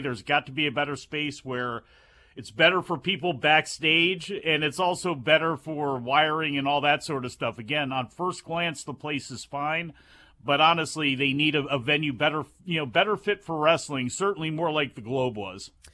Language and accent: English; East Coast, United States; being from the East Coast